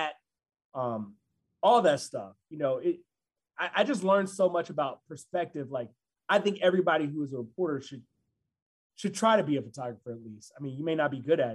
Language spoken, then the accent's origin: English; Huntsville, Alabama, United States; moved away as an adult; also born or lived in Birmingham, Alabama / Columbus, Mississippi / Pittsburgh / Philadelphia; now in Chicago, United States; my hometown, Huntsville, Alabama